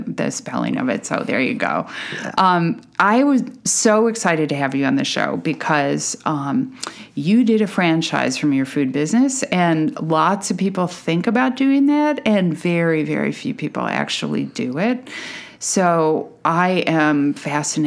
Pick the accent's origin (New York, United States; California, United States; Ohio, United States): New York, United States; moved away; I grew up in New York